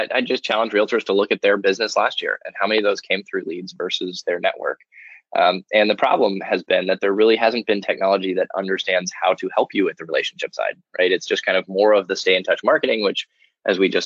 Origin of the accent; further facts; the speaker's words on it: Austria; I grew up I grew up in Austria, just outside Vienna